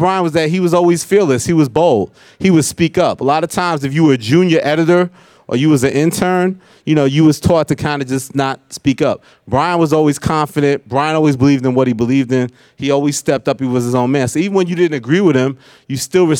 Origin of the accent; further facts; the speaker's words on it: New York City, New York, United States; we're both from Queens